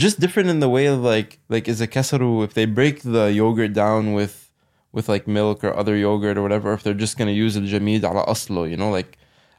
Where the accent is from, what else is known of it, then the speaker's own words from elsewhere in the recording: Ottawa, Ontario, Canada; also born or lived in United Kingdom; from the time that we moved out of South Keys